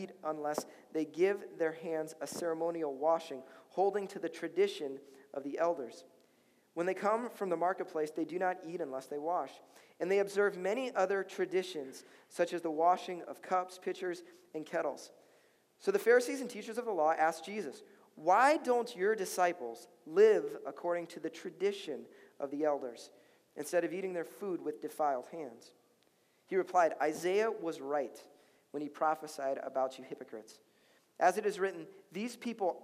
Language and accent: English; Chicago, Illinois, United States; now in Minnesota, United States; I'm from Chicago. Okay, I'm from Chicago